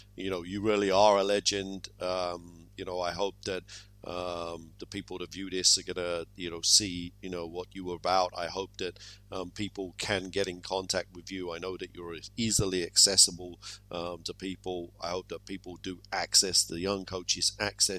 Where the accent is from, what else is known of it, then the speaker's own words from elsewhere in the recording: United Kingdom; here in the UK